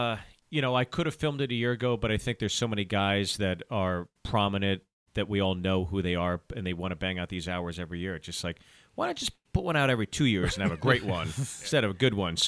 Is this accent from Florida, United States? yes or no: no; Pittsburgh, Pennsylvania, United States; also born or lived in New Jersey; Jersey, grew up in Pittsburgh.